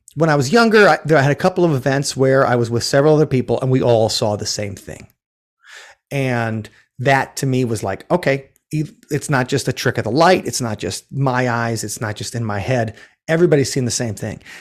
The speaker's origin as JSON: {"language": "English", "town": "Milwaukee", "region": "Wisconsin", "country": "United States", "tie": "born or raised there", "also_born_or_lived": "Minneapolis", "lives_now": "Madison, United States", "said": "I grew up in the Mil-, near Milwaukee"}